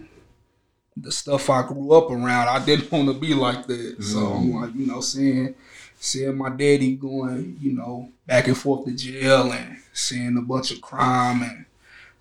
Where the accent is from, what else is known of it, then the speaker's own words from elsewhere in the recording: St. Louis, Missouri, United States; I'm from St. Louis. And like growing up, man, like I had like a rough childhood growing up